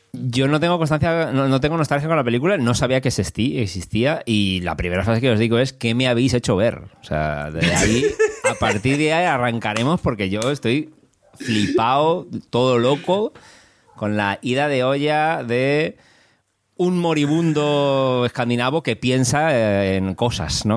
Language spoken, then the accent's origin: Spanish; Spain; yo cuando era pequeño en España